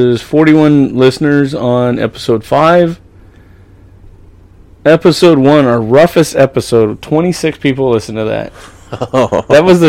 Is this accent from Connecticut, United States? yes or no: no; California, United States; accent: Okie; I was born and raised in California. My Okie's just, like, oozing its way out once in a while.